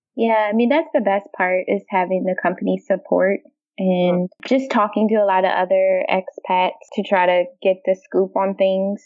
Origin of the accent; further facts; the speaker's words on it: Washington, District of Columbia, United States; moved away as an adult; now in Amsterdam, Netherlands; originally, I'm from the Washington, D.C. area. Uh, grew up there, went to school there